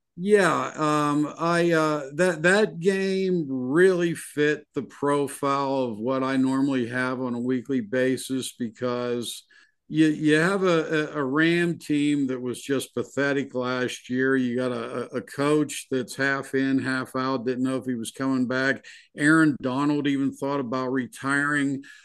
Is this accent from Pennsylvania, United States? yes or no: yes; Pittsburgh, Pennsylvania, United States; moved away; I'm originally from Pittsburgh